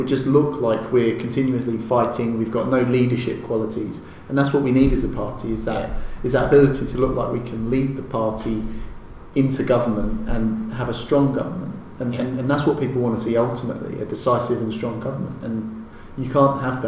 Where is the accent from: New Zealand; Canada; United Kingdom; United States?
United Kingdom; London; as a Londoner